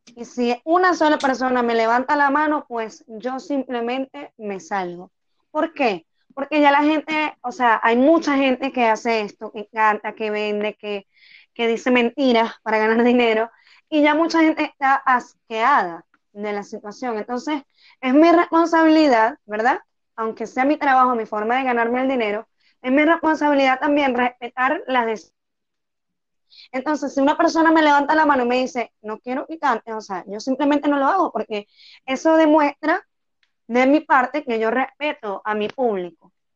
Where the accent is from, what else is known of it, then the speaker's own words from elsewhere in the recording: Tucupita, Delta Amacuro, Venezuela; moved away as an adult; now in Bogotá, Colombia; Yo soy de Tucupita, estado del Tamacuro, oriental.